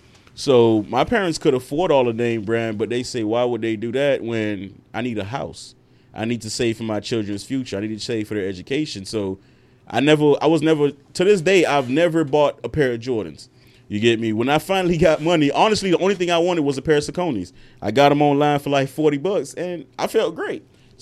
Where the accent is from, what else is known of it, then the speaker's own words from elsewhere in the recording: Miami, Florida, United States; I went to Lakeview. I'm from Lakeside, 116 and 14th. But I went to Lakeview. I was raised around nothing but Islanders and Hispanic people. It wasn't really until I went to Parkway Middle and Opa-locka that I realized I was Haitian.